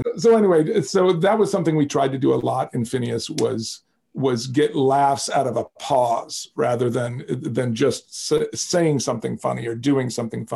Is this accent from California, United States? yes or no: no; Mobile, Alabama, United States; I grew up in Mobile, Alabama